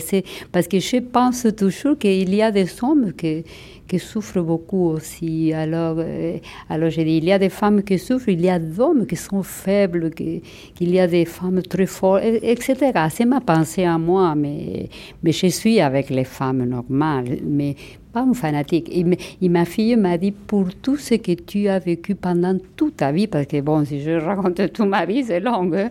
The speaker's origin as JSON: {"language": "French", "country": "Argentina", "accent": "Argentine", "first_language": "Spanish", "second_language": "French", "moved": "as an adult", "lives_now": "Montreal, Canada", "said": "mon accent argentin, c'est ma fierté"}